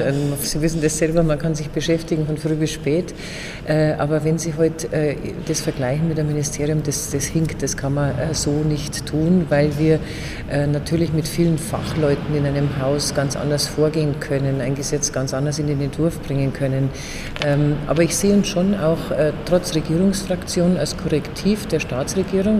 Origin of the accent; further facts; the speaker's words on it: Erding district, Bavaria, Germany; Ich komme aus dem Landkreis Erding, ein sehr wirtschaftsstarker Standort.